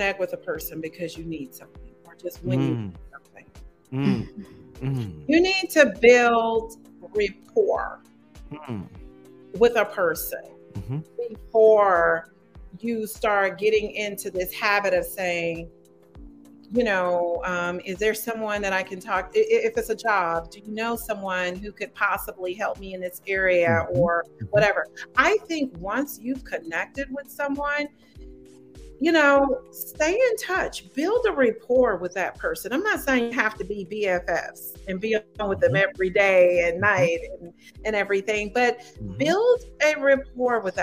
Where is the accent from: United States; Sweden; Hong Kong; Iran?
United States; I just speak from as an American